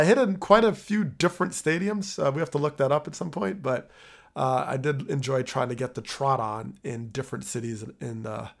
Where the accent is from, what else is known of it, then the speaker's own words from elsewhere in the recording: New Jersey, United States; my hometown team growing up in Jersey.